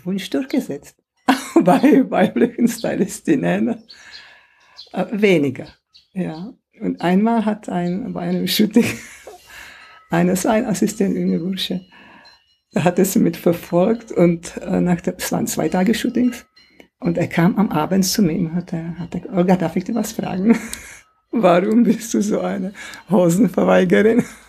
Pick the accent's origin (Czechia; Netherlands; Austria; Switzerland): Czechia; German is a second language; moved away as an adult; also born or lived in Swabia, Germany; now in Germany; ich in einem Land aufgewachsen bin, in kommunistisch, im kommunistischen Land. Ja. Also 50er und 60er Jahre in meine alte Heimat, in Tschechien damals